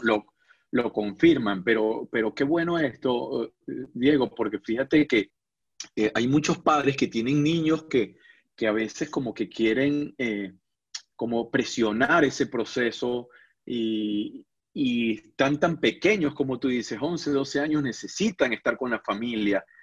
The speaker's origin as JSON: {"language": "Spanish", "area": "a village in Almería", "region": "Andalusia", "country": "Spain", "tie": "born or raised there", "also_born_or_lived": "Seville", "said": "Yo nací en un pueblo de Almería, la zona sur de Andalucía"}